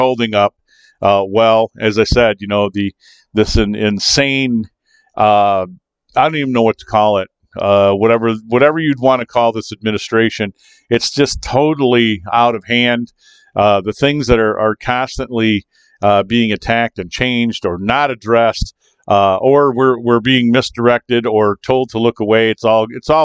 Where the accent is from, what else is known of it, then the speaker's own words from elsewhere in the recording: Kalamazoo, Michigan, United States; coming to you from Kalamazoo, Michigan. Yes, that's right, my hometown, Kalamazoo, Michigan / Portage